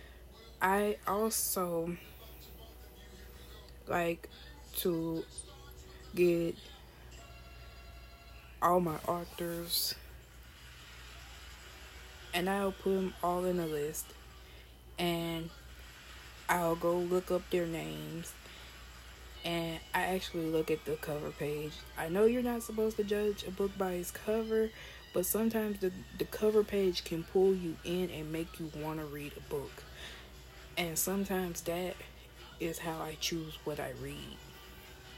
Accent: United States; we as African American or people of African America diaspora

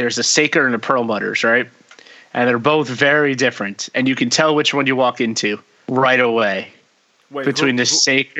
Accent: Lakewood, New Jersey, United States; born or raised there

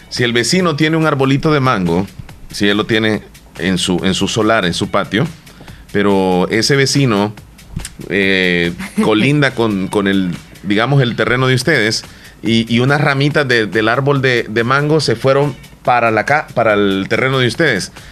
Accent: El Salvador; nosotros como buenos salvadoreños

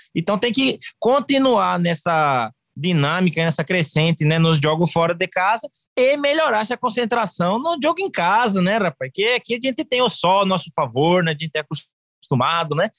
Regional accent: Cuiabá, Mato Grosso, Brazil; accent: Cuiabano

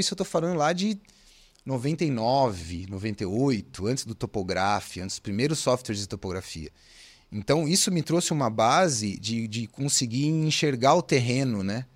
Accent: São Paulo, Brazil; eu sou de São Paulo, né, gente? O Giovanni comentou, sou nascido em São Paulo, capital, sou de São Paulo

